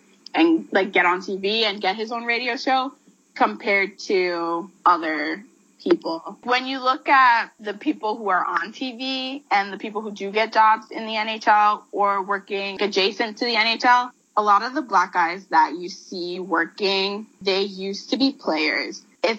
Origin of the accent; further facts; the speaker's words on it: New York, United States; I'm from New York.